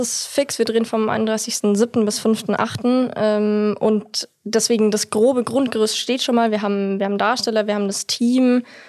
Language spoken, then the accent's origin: German; Munich, Bavaria, Germany; ich komme aus München